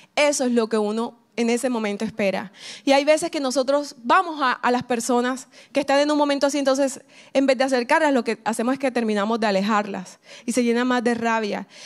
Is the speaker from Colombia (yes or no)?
yes; Caribbean coast of Colombia, Colombia; accent: costeño; soy colombiana. Y, dicen, bueno, ¿y por qué no hablas colombiano? Porque soy costeña